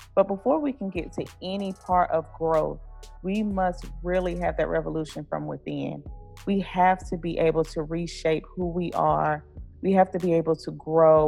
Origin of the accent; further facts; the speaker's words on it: Blue Ridge Mountains of North Carolina, United States; I'm from the Blue Ridge Mountains of North Carolina.